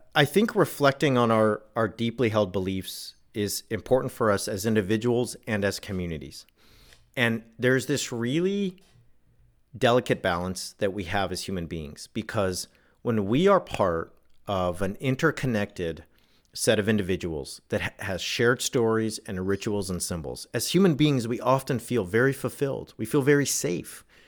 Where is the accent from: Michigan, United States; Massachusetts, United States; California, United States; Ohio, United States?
California, United States; Southern; where I grew up in Southern California